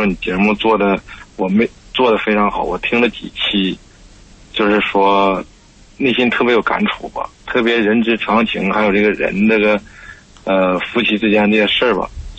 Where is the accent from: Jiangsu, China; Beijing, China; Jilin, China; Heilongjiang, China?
Heilongjiang, China; Harbin; now in Shenzhen, China; 你好，你好，你好，主持人， … ，嗯、我来自哈尔滨，黑龙江哈尔滨，